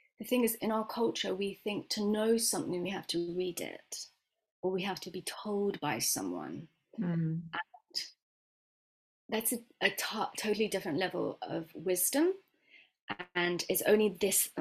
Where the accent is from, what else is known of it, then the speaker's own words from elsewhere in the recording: West Midlands, United Kingdom; also born or lived in Miami, Florida, United States / Dunchurch, Warwickshire / London; I moved here when I was 9